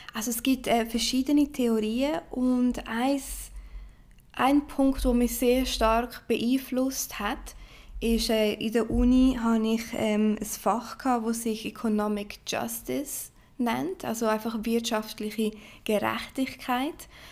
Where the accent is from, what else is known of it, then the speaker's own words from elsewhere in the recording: Switzerland; also born or lived in Brazil; Ich äh, bin Schweizer Brasilianerin und sehr, sehr stolz darauf